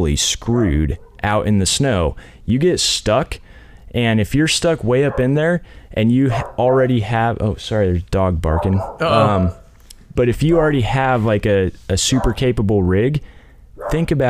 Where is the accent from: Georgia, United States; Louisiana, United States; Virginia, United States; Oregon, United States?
Oregon, United States; Central; I'm actually from Central Oregon